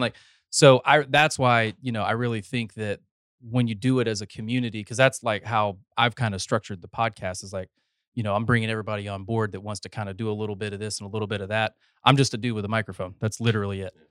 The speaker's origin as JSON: {"language": "English", "region": "North Carolina", "country": "United States", "moved": "as an adult", "lives_now": "Texas, United States", "said": "I'm a North Carolina transplant, but I've got eleven years here."}